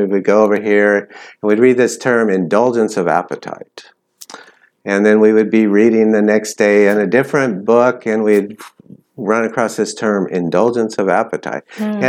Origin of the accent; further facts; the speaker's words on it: California, United States; now in Thailand; I'm originally from California. We moved a lot. I've lived in a lot of states, actually. But for the last 10 years, we've lived in Thailand.